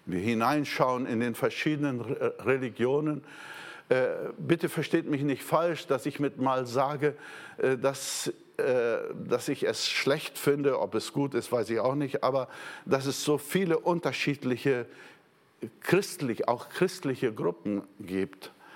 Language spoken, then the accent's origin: German; Brazil; moved away; Ich war ja Brasilianer